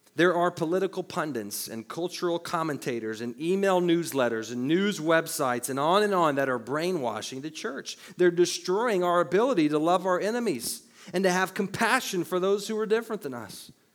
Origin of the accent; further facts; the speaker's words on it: the Bible Belt, United States; growing up in the Bible Belt